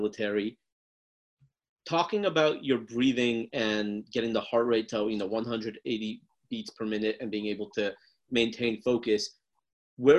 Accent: United States; born and raised in America

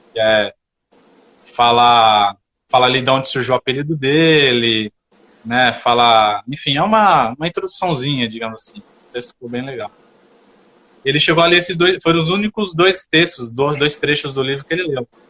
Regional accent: São Paulo, Brazil; eu sou de São Paulo

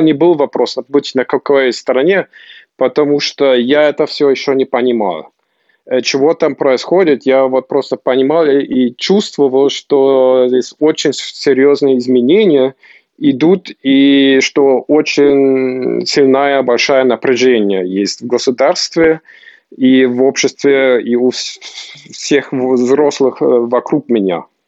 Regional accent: Potsdam, Brandenburg, Germany; also born or lived in Moscow, Russia / Volgograd, Russia; я жил в Потсдаме

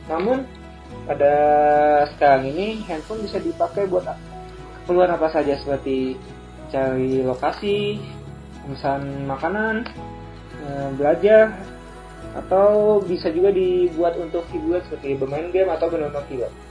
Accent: Palembang, South Sumatra, Indonesia; now in Jakarta, Indonesia; Saya berasal dari Palembang dan bertempat tinggal di Jakarta.

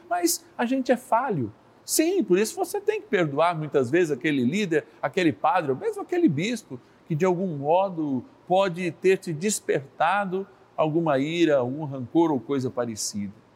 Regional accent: Minas Gerais, Brazil; na minha linda Minas Gerais

